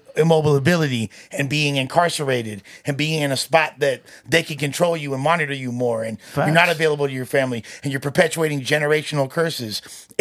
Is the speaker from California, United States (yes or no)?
yes; Los Angeles, California, United States; I grew up in the West Side. I'm from West Los, Puerto Vida's way.